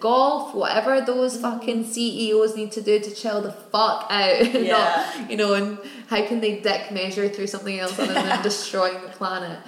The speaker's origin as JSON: {"language": "English", "town": "Glasgow", "region": "Scotland", "country": "United Kingdom", "said": "we're Irish descent, came to Glasgow"}